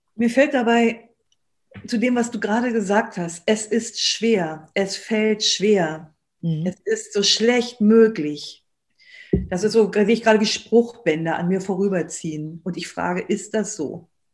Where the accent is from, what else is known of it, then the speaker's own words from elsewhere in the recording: Germany; uns als Deutsche